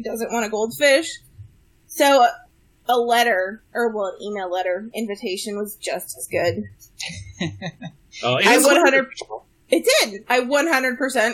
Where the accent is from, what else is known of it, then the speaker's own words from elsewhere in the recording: Florida, United States; I was born and raised here in Florida